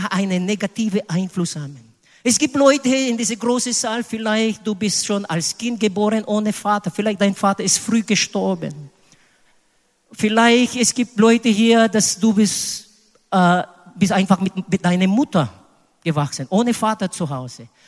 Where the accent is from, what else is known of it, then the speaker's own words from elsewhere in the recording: Philippines; German is a second language; Candy war eine Straßenkind auf den Philippinen. Leider in meiner Heimat es gibt Straßenleute und Straßenkinder.